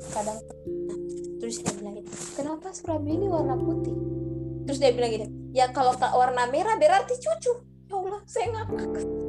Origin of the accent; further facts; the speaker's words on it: Muna, Kontunaga, Southeast Sulawesi, Indonesia; now in Kendari, Indonesia; Saya dari Muna, Muna Kontunaga